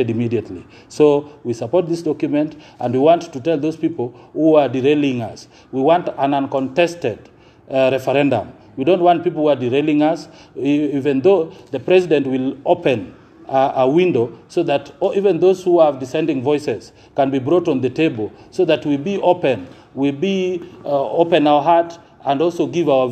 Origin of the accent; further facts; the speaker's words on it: Nyanza, Kenya; we come from Nyanza